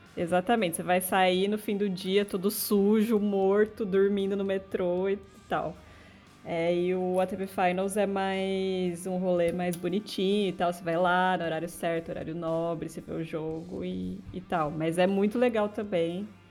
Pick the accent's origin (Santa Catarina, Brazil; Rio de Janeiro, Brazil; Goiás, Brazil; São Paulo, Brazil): São Paulo, Brazil; Itaquerão também, enfim, é perto de onde eu cresci